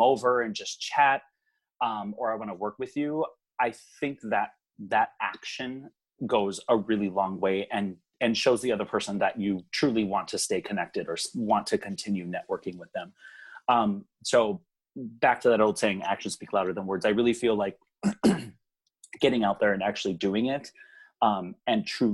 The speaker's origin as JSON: {"language": "English", "region": "Hawaii", "country": "United States", "tie": "born or raised there", "moved": "as an adult", "lives_now": "Minnesota, United States", "said": "I was pretty much born and raised there and moved back to the mainland when I was 21"}